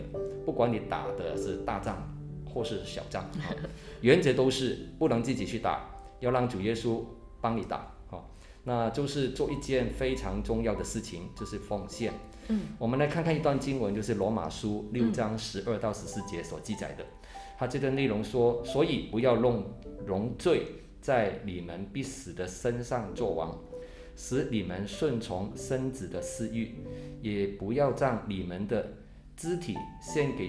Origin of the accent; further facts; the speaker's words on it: Hong Kong; moved away; 其实我是在香港长大哈，我是香港华侨，